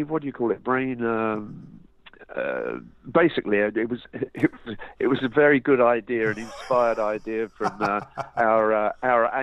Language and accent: English; London, United Kingdom; Bobby, uh, Bobby and uh, Bob Suffolk and Bryn, the drummer, were all from South London, but I, I was from North.